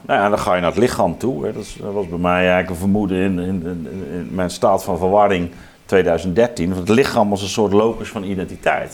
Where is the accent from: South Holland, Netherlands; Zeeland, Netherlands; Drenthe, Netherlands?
Zeeland, Netherlands; Zeelandic Flanders, Netherlands; ik ben zelf opgegroeid in Zeeuws-Vlaanderen